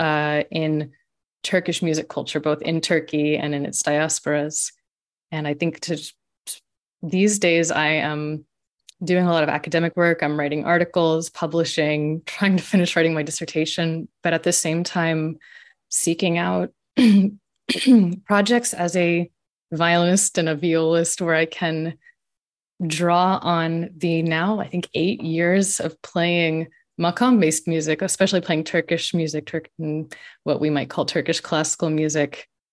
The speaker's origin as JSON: {"language": "English", "town": "Austin", "region": "Texas", "country": "United States", "tie": "born or raised there", "moved": "yes", "said": "I grew up in Austin, Texas, which is known as the live music capital of the world"}